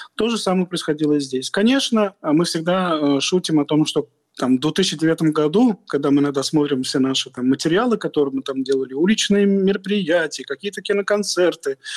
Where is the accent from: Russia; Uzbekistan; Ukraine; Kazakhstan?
Russia; мы вышли из Советского Союза